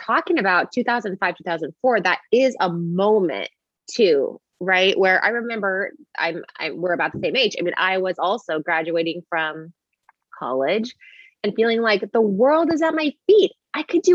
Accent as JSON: {"language": "English", "area": "Bay Area", "region": "California", "country": "United States", "tie": "born or raised there", "said": "But I grew up in the Bay Area and around Google, I mean, like down the street from Google"}